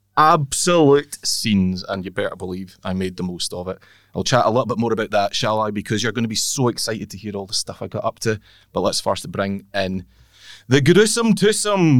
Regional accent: Northern Isles, Scotland, United Kingdom; moved away; Growing up in the islands, albeit I didn't grow up in the Western Isles where it's prominent, I grew up in the Northern Isles

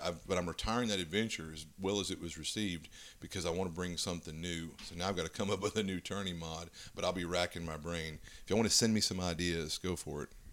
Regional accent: Louisiana, United States; I'm from Louisiana

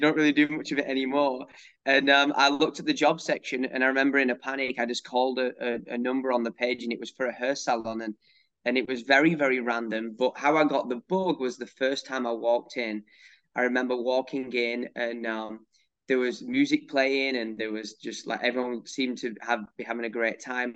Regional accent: North West England, United Kingdom; moved away as an adult; now in United States; I grew up in England in a really small town between Manchester and Liverpool

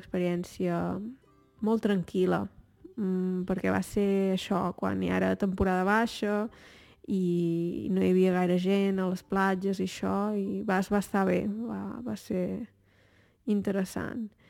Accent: Torelló, Catalonia, Spain; moved away as an adult; sóc de Torelló

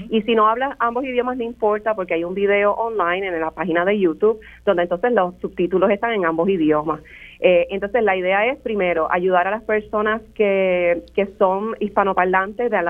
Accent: Puerto Rico; now in United States; Yo vengo de Puerto Rico, después trabajo en este community college, cuando entro a la Universidad de la Florida

